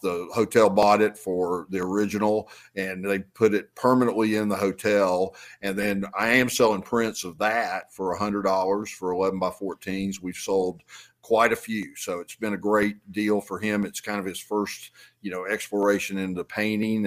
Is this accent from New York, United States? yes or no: no; Atlanta, Georgia, United States; also born or lived in Athens, Georgia; I grew up in Atlanta in uh, DeKalb County and went to Clarkston High School